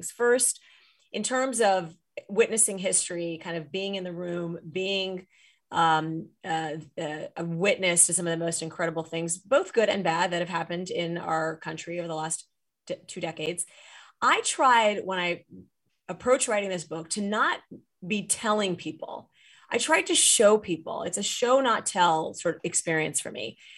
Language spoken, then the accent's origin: English; Saudi Arabia; now in United States; we grew up, I grew up in Saudi Arabia, as I write in the book.